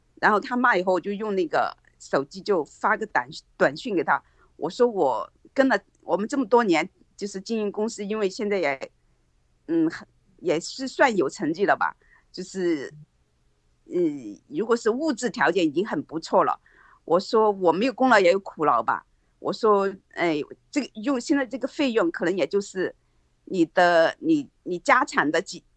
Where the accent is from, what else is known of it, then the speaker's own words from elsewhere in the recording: China; moved away as an adult; also born or lived in Hong Kong / Chongqing; 我们在国内长大都是那种功利心比较强